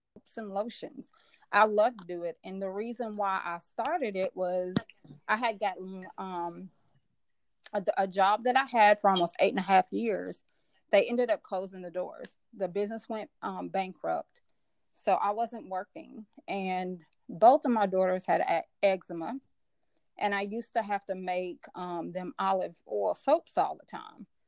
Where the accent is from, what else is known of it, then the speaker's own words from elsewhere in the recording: Memphis, Tennessee, United States; also born or lived in Chicago, Illinois; now in Nashville, United States; i'm actually born and born in chicago illinois i was raised in memphis tennessee and I currently live in Nashville, Tennessee